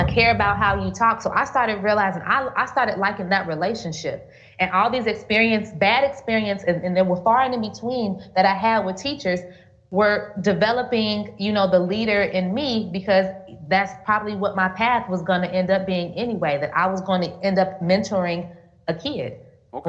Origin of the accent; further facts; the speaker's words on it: Gary, Indiana, United States; moved away as an adult; now in Thailand; growing up in Gary